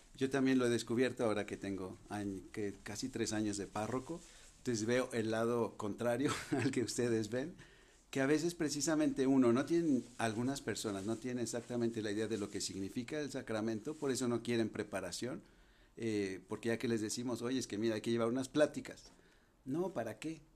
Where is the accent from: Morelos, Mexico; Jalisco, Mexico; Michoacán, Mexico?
Jalisco, Mexico; Guadalajara; also born or lived in France; yo soy de Guadalajara